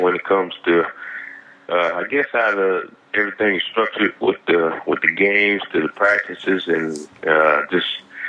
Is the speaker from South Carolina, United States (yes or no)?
yes; South Carolina, United States; moved away as an adult; now in Paris, France; My background, I'm from South Carolina.